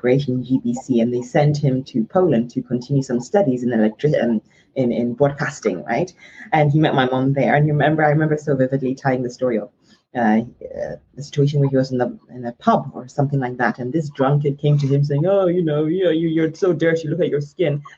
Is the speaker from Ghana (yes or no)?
yes; Ghana; My childhood, when I was born and raised in Ghana, was a very colorful, vibrant one